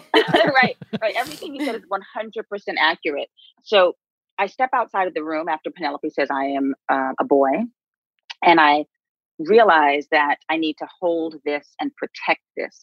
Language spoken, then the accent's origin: English; New York City, New York, United States; we grew up on the Upper West Side in um, a neighborhood where we were the only Black folks